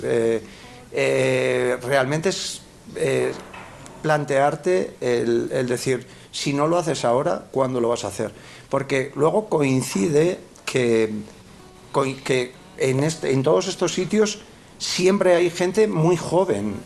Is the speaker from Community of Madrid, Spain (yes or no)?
no; La Rioja, Spain; somos muy riojanos